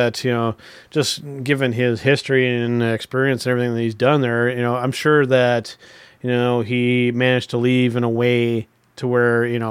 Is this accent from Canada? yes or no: yes; Canada; us being Canadian wrestling fans